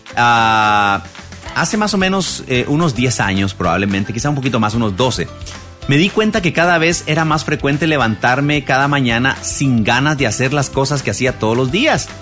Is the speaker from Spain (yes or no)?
no; Guatemala; en mi país, aquí en Guatemala